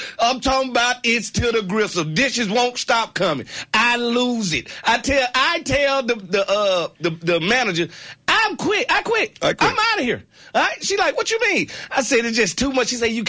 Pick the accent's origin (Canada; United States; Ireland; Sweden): United States; Mississippi; I'm from Mississippi. The whole city is dust.